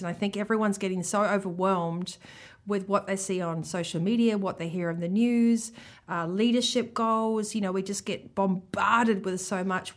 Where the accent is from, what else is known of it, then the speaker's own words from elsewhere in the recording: New Zealand; accent: Kiwi; my Kiwi accent